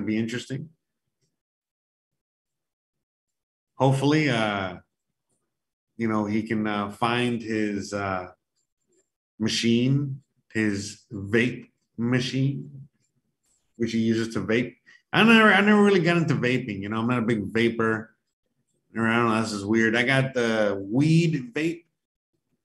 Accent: Miami, Florida, United States; I was born and raised in Miami

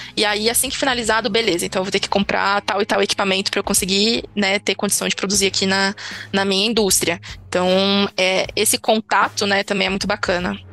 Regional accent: Brazil; como brasileiro

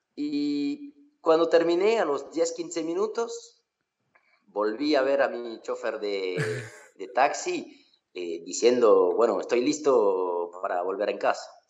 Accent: Occitania, France; also born or lived in Australia; Estoy aquí en Francia, en eh, Mozac, en mi pueblo

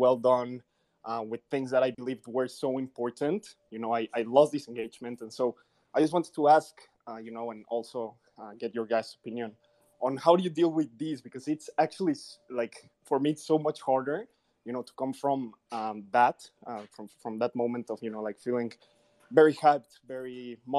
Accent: Mexico City, Mexico; English is a second language; I'm not excellent in English. I'm from Mexico City

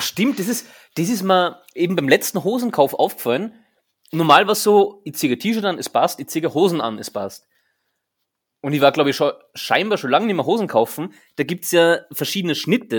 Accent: Austria; bei uns in Österreich

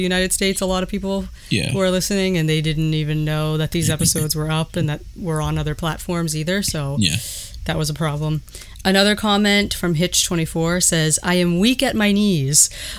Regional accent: Montreal, Quebec, Canada; Parentheses, doesn't add anything, but I'm from Montreal, so you guys are bringing the passion everywhere.

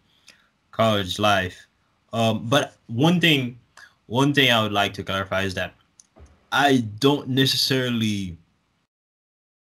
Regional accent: Haiti; now in United States; I'm originally from Haiti

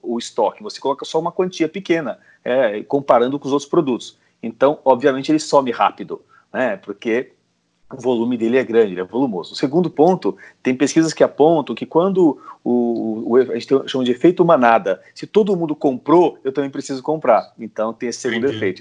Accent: Brazil; somos nós, brasileiros, latinos

